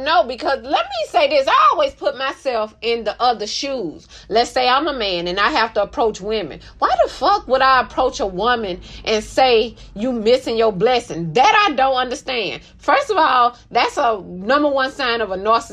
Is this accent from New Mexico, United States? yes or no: no; Mobile, Alabama, United States; I'm from Mobile, home of the Mardi Gras